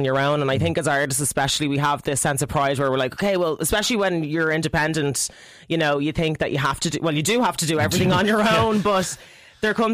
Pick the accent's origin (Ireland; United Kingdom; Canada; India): Ireland; Irish female artists in the industry